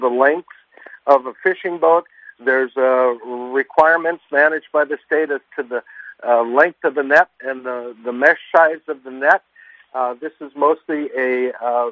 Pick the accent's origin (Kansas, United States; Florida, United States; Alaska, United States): Alaska, United States; Homer; Here in my hometown of Homer